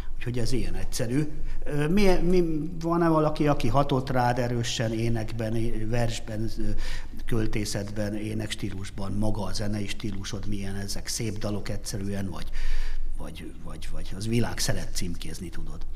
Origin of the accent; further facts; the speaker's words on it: Hungary; magyarok vagyunk